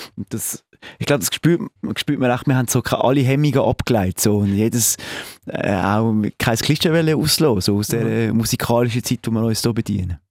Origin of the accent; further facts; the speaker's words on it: Basel, Basel-Stadt, Switzerland; accent: Basel dialect; in Basel mit, mit unserem Dialekt